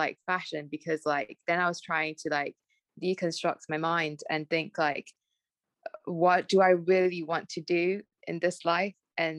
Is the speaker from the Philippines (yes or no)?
no; Malaysia; English is a second language; now in United Kingdom; And I'm like, no, I'm Malaysian. Even Malaysians sometimes tell me that.